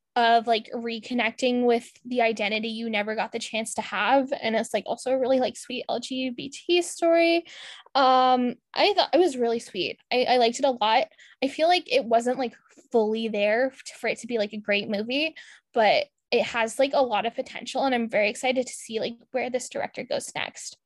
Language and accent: English; Ontario, Canada; I'm from Ontario